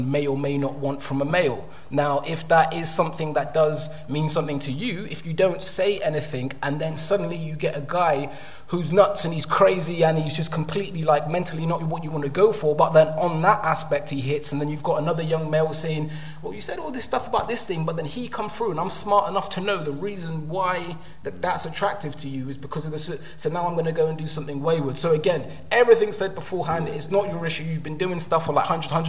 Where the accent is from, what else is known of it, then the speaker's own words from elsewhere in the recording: London, United Kingdom; when I was growing up in London